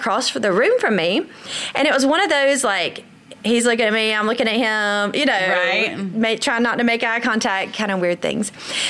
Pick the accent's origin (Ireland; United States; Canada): United States; Tifton, Georgia; also born or lived in Fort Worth, Texas; South Georgia, Tifton, Georgia.